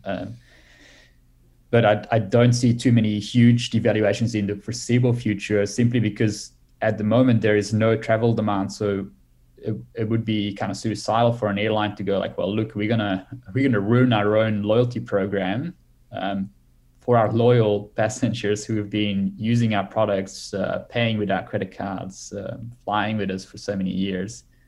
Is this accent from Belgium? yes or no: yes; Belgium; now in Australia; I'm from Belgium originally